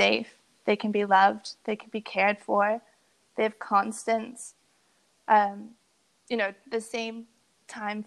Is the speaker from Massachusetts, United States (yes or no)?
yes; Boston, Massachusetts, United States; I grew up in Boston.